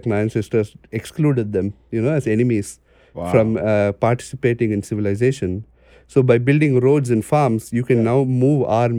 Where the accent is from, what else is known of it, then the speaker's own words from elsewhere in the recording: Chennai, Tamil Nadu, India; born there; Yeah, so I was born in Chennai. You know, Chennai is a small southern city. I call it small. It's got a huge population. It's in the east coast, the southeast of India.